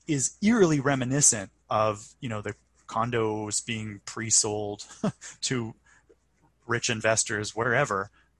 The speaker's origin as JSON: {"language": "English", "town": "Vancouver", "region": "British Columbia", "country": "Canada", "tie": "born or raised there", "said": "growing up in Vancouver, our house, the house that I grew up in East Van, was probably one of the older standing structures in the city."}